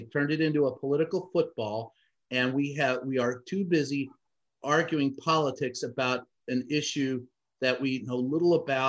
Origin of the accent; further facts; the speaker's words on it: United States; It was the worst day in my life as far as an American.